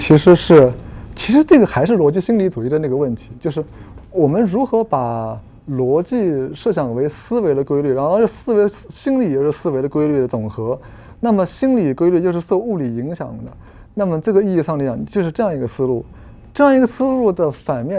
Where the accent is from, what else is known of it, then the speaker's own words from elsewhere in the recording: Germany; 我们今天的德国人仍然有那个希腊的那个词根，因此我们德国人就要遵循古希腊的那个这样传统之类